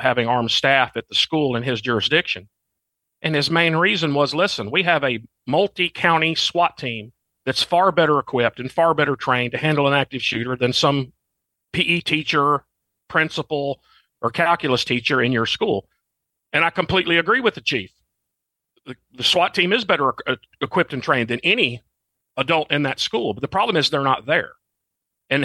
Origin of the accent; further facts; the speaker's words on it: Arkansas, United States; moved away as an adult; I'm from Arkansas, and that's now where I'm back home living again